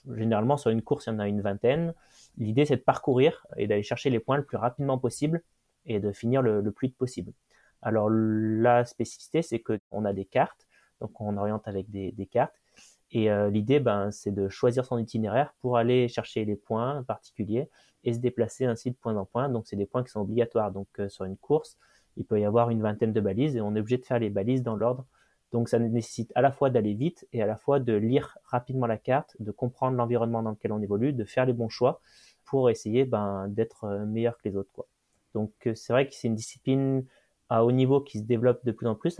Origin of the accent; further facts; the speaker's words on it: region around Saint-Étienne, Auvergne-Rhône-Alpes, France; je suis originaire d'une région autour de Saint-Étienne, donc un petit village chagnon où on a beaucoup de nature autour